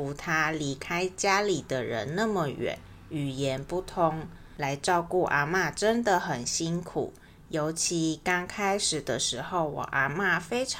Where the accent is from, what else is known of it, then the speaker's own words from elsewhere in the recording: Taichung, Taiwan; 像是我是台中人，